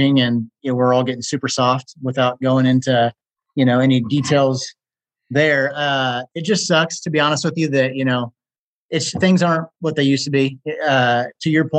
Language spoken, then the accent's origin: English; Emporia, Kansas, United States; 3 miles north of Emporia, Kansas. Had a farm, just outside this, outskirts of town there